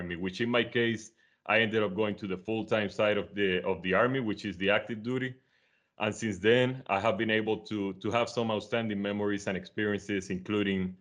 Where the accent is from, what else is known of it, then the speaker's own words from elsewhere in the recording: Caguas, Puerto Rico; I am from Caguas, Puerto Rico